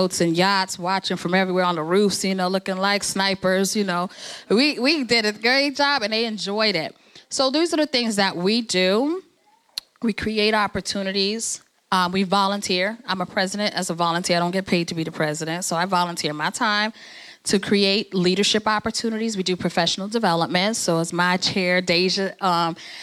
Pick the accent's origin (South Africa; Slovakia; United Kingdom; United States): United States; New Jersey; I'm first generation American. I'm from Kenya. I was born here in Jersey